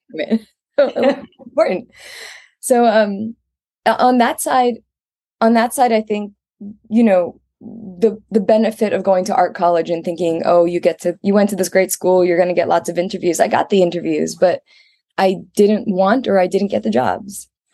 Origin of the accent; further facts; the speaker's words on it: Maryland, United States; moved away as an adult; also born or lived in New York / Baltimore / Germany / United Kingdom; now in Japan; I grew up in Maryland. I was born in New York, but I grew up in Maryland